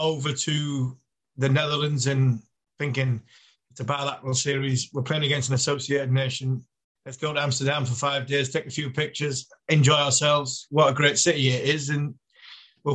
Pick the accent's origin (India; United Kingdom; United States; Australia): United Kingdom; England; as an Englishman